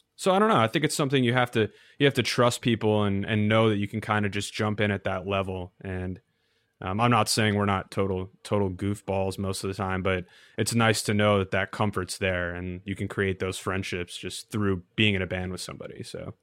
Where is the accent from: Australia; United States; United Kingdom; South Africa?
United States; Novi, Michigan; moved away as an adult; now in New York, United States; the mall was a thing growing up. It wasn't really something I thought too much about. But, uh, that's, I guess, the most notable thing about my hometown